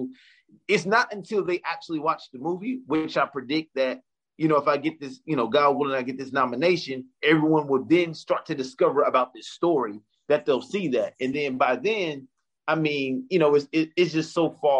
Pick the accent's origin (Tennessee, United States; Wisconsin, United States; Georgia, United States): Tennessee, United States; Memphis; moved away; growing up in Memphis, Tennessee, I wanted to be an entrepreneur and I wanted to be in hip hop